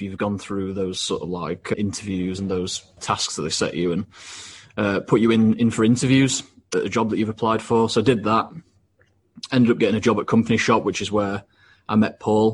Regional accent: Doncaster, Yorkshire and the Humber, United Kingdom; Born and bred in Doncaster

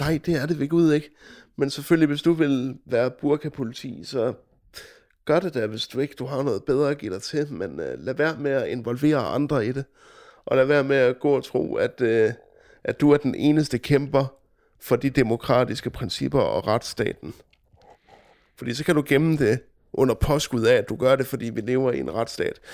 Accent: Denmark; vi danskere

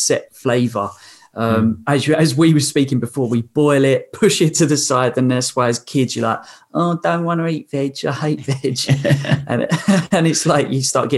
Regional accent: England, United Kingdom; I was from England

